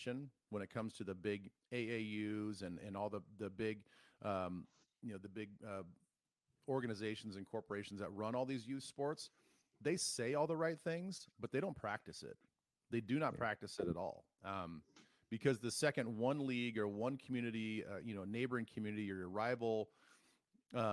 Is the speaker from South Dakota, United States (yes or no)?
yes; South Dakota, United States; Growing up in South Dakota